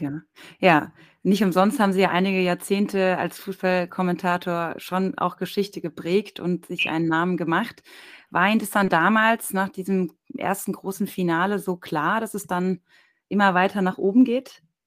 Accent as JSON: {"language": "German", "town": "Darmstadt", "region": "Hesse", "country": "Germany", "tie": "born or raised there", "also_born_or_lived": "Mainz", "said": "in der Nähe von meinem Geburtsort Darmstadt"}